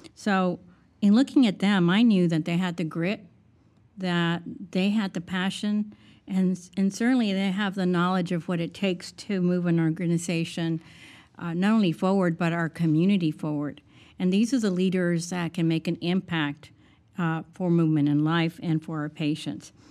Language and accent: English; South Texas, United States; I'm from South Texas, and 95% of the individuals in my two areas that I live in are Hispanic